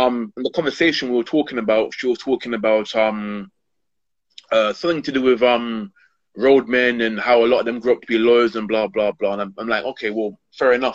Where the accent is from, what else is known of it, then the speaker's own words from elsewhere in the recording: London, United Kingdom; born and brought and brought up in Hackney